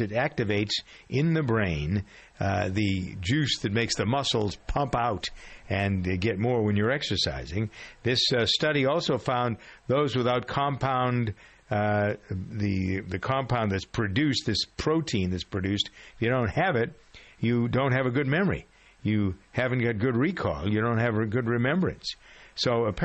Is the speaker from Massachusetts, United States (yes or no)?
yes; Framingham, Massachusetts, United States; my hometown of Framingham